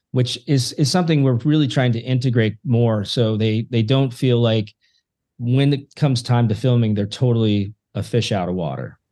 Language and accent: English; Yelm, Washington, United States; my hometown of Yelm